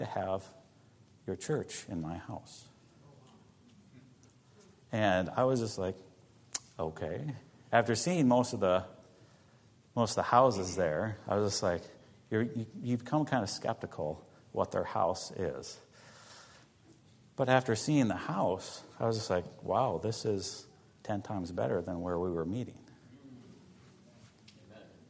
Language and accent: English; United States; moved away; As an American